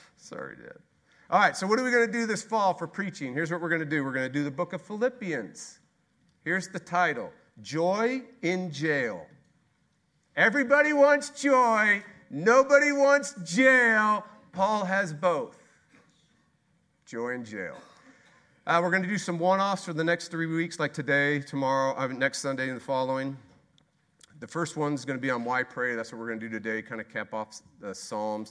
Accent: Texas, United States; We are Texas. We're from Texas

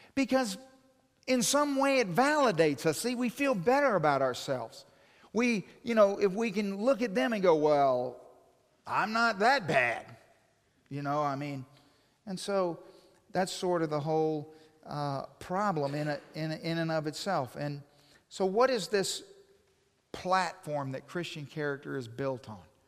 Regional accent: Hawaii, United States; moved away; I'm from Hawaii

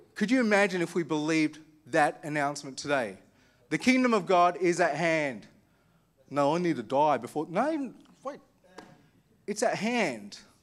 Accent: Armidale, New South Wales, Australia; I grew up in Armidale

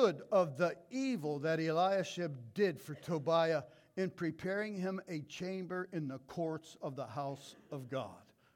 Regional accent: United States; as 2023 American Christians

